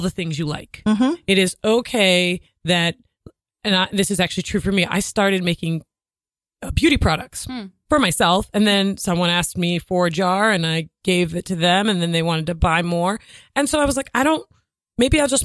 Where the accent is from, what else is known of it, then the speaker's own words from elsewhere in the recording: Rhode Island, United States; also born or lived in Boston / New York; now in Manhattan, United States; I live in Manhattan, but I'm from Rhode Island